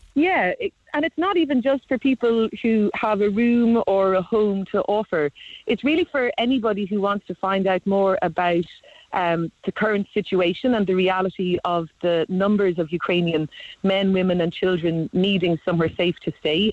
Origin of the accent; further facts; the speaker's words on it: Cork, Munster, Ireland; I'm live in Cork. I'm from Cork